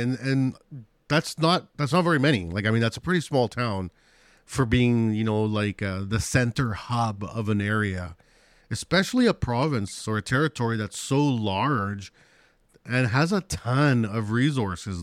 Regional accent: Chile; moved away; I'm from Chile, where we have a lot of earthquakes.

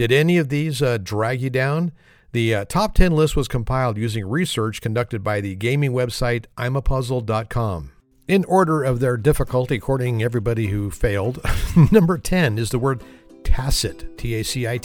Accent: Alameda County, California, United States; where I grew up. It's my hometown in Alameda County, California

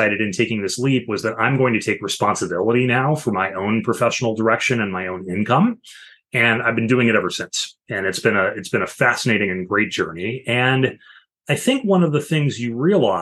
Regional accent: Illinois, United States; moved away as an adult; now in Washington, D.C. area, United States; I worked as a local news reporter in my home state of Illinois for a few years before ultimately moving out to the DC area where I now live

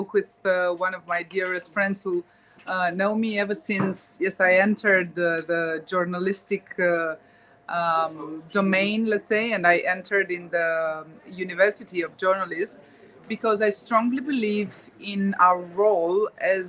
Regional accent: Romania; I'm from Romania, but now I entered the Republic of Moldova

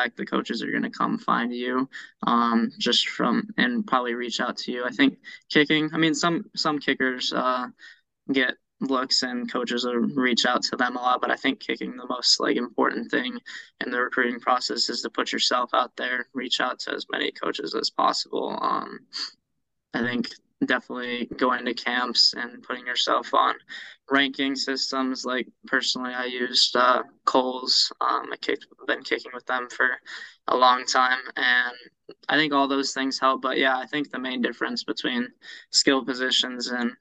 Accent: Charlotte, North Carolina, United States; I grew up in Charlotte, playing Pop Warner

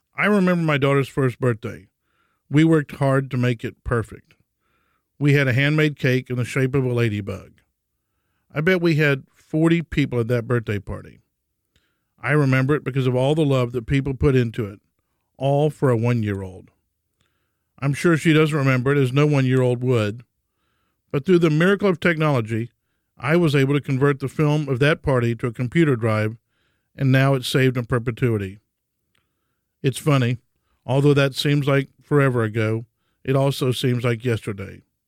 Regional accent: Houston, Texas, United States; For me, life started in a Catholic hospital in Houston named after Jesus' earthly father, St. Joseph.

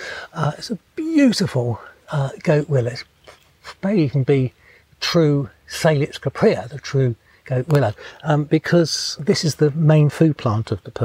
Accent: England, United Kingdom; I think it's actually England's national butterfly. It's just that being English, really? We haven't recognised it.

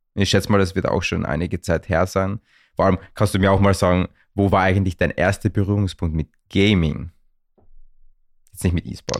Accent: Vienna, Austria; aus der gleichen Region wie ich komme, und zwar aus Wien

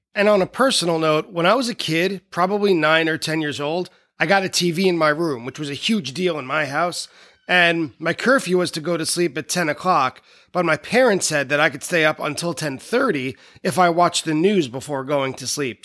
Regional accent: New York City, New York, United States; I grew up in New York City

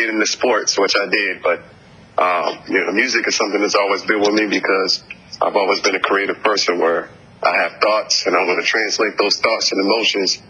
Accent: New Orleans, Louisiana, United States; I'm originally from New Orleans, Louisiana, so it's part of my culture

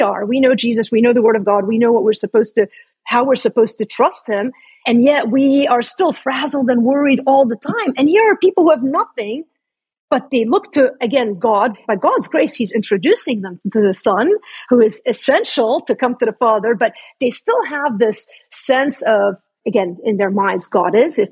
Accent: Lebanon; That's my home country, by the way. I'm Lebanese.

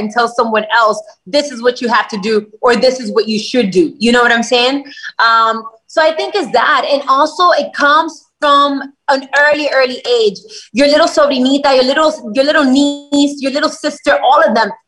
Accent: Miami, Florida, United States; I was born in the United States. I was born in Miami.

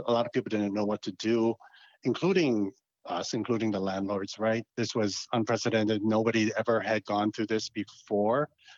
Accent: Hawaii, United States; also born or lived in New York / Massachusetts / Arizona; Correct. And then I spent several years on the mainland in New York, Massachusetts, and Arizona, different properties, and then returning back to Hawaii in 2002 to take care of my mother.

